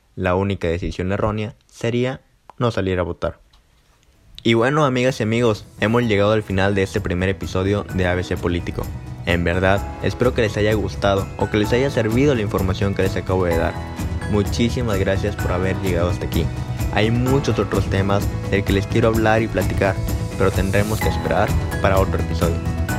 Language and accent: Spanish; Mexico; nuestra responsabilidad como mexicanos